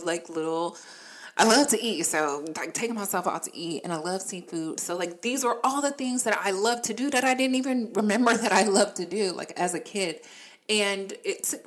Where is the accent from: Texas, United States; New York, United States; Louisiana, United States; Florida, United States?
Florida, United States; also born or lived in Virginia; now in North Carolina, United States; as a kid, I grew up in Florida